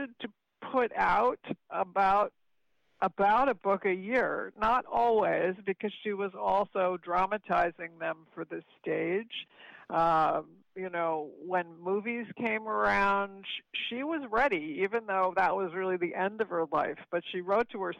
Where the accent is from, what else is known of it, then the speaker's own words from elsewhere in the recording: Chatham, New Jersey, United States; also born or lived in Palo Alto, California; I was born in California, in Palo Alto, and I was raised in Chatham, New Jersey, where I still live.